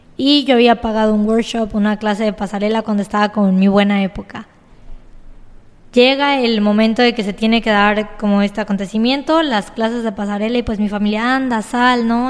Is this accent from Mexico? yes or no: yes; Cozumel, Quintana Roo, Mexico; yo soy cozumeleña, 100% quintanarroense